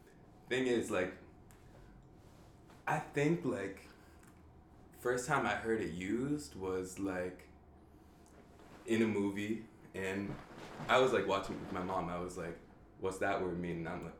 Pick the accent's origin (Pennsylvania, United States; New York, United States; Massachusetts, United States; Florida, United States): New York, United States; New York City; growing up in Washington Heights, I was, like, in elementary and middle school, I was one of, like, very few white people in my school.